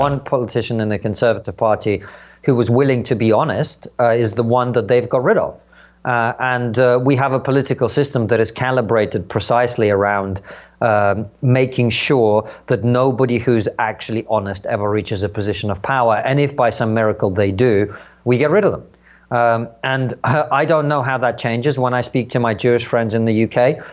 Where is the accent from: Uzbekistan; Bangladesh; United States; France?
Uzbekistan; also born or lived in Soviet Union; now in United Kingdom; somewhere in Central Asia where I grew up in Uzbekistan